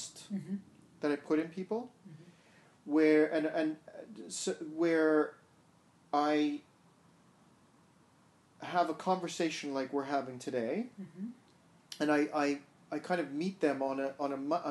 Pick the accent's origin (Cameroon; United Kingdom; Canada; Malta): Canada; Montreal, Quebec; moved away as an adult; now in Vancouver, Canada; I grew up in Montreal.